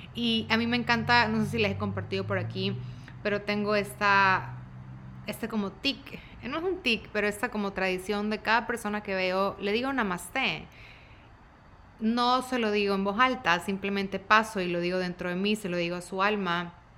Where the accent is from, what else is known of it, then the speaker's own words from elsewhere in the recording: Guayaquil, Guayas, Ecuador; now in Dallas, United States; tengo 35 años, soy de Guayaquil, de Ecuador, vivo en Dallas